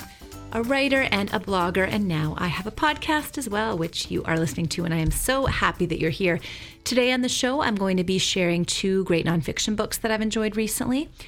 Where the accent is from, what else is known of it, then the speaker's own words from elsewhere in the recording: Canada; I'm Canadian